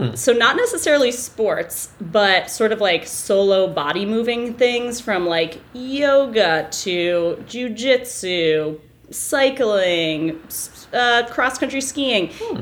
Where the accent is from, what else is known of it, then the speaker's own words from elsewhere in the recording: Bedford, New Hampshire, United States; I'm from New Hampshire, I grew up in Bedford.